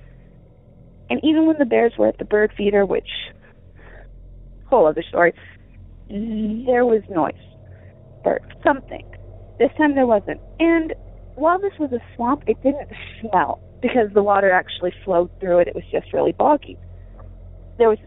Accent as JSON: {"language": "English", "region": "Michigan", "country": "United States", "tie": "born or raised there", "said": "when I was growing up in Michigan, in the lower peninsula, but the upper part"}